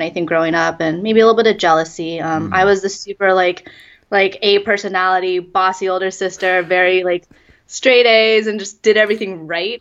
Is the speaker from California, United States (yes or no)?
yes; Sacramento, California, United States; moved away as an adult; also born or lived in Hunan, China; now in Beijing, China; I grew up outside of Sacramento, so it's about two hours from the Bay Area